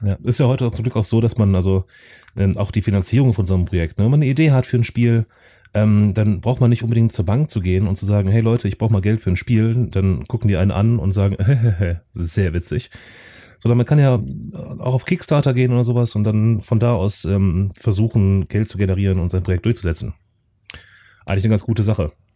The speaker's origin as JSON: {"language": "German", "region": "North Rhine-Westphalia", "country": "Germany", "said": "ich komme auch aus NRW, allerdings aus einem anderen Teil von NRW als der Chris."}